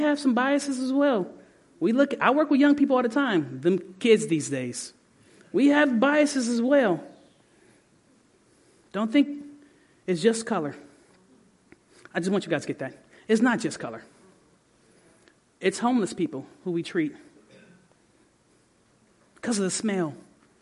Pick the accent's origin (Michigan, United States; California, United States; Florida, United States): Michigan, United States; Detroit; moved away; I grew up in Detroit, and my grandmother's white